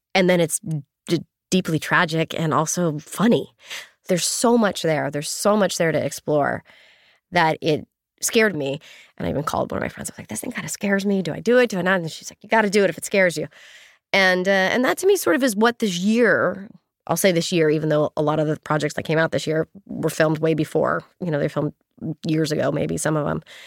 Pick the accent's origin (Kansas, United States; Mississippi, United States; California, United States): California, United States; Northern; moved away as an adult; also born or lived in Los Angeles; even though I grew up in California, I was in Northern California